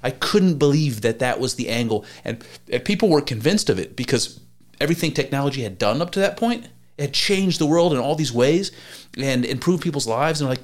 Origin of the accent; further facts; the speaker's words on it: United States; as an American